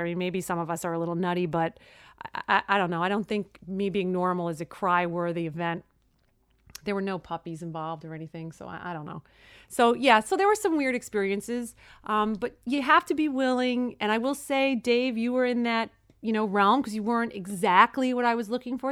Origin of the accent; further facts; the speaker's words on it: New York City, New York, United States; I was born and raised in Brooklyn